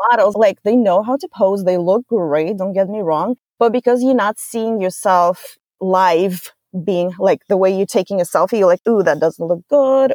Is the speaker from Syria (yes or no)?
no; Russia; moved away as an adult; now in United States; I'm from Russia originally